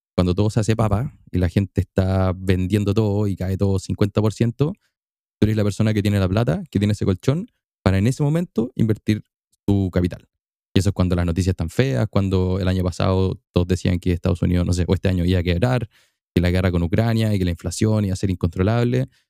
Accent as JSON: {"language": "Spanish", "town": "Temuco", "region": "Araucanía", "country": "Chile", "tie": "born or raised there", "said": "En Temuco, mi ciudad natal, mi ciudad llena de linda lluvia, lindo frío y un poquito de humo."}